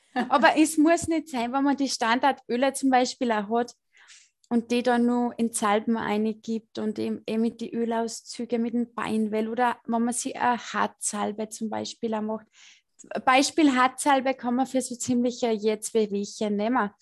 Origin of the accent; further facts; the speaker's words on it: Austria; accent: Salzkammergut dialect; Ich komme aus dem Salzkammergut. Deswegen mein, äh, mein Deutsch ist nicht so gut.